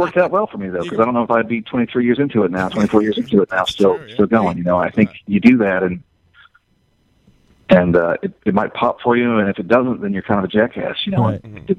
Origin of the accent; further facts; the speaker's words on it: the South, United States; I'm from the South. I was raised Catholic, so obviously I'm not a Catholic now.